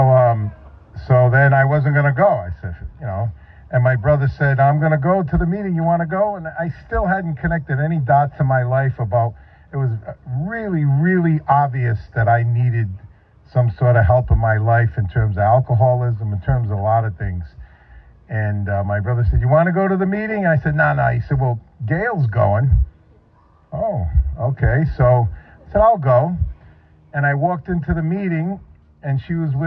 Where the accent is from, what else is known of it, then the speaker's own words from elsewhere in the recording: New England, United States; moved away as an adult; also born or lived in Northeast; I come from New England